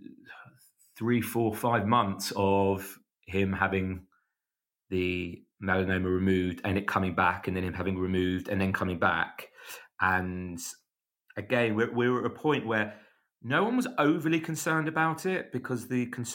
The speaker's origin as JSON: {"language": "English", "region": "London", "country": "United Kingdom", "said": "I'm from North London"}